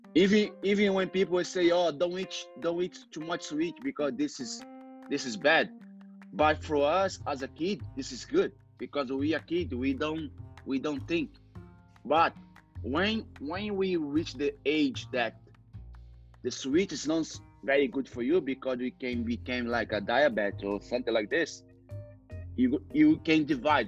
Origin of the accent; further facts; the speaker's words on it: Rio de Janeiro, Brazil; English is a second language; moved away as an adult; now in London, United Kingdom; I'm originally from Brazil, you know, Rio de Janeiro, but I'm from the favela, it's called Cantagalo